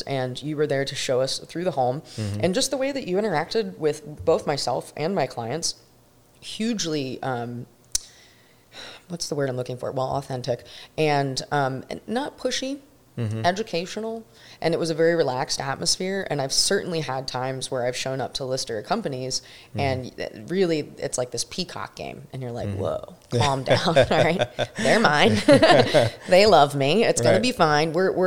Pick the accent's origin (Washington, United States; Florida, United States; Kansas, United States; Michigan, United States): Florida, United States; Bradenton; I'm born and raised in Manatee County, and I know that like the back of my hand